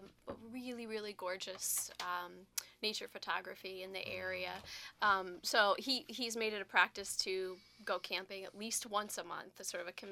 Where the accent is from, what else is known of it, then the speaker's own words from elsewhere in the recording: outside of Milwaukee, Wisconsin, United States; we grew up together outside of Milwaukee.